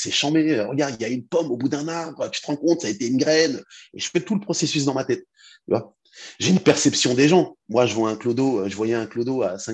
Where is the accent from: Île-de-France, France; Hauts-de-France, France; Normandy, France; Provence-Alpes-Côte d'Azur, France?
Île-de-France, France; now in Rouen, France; je viens d'Île-de-France, mais j'habite à Rouen.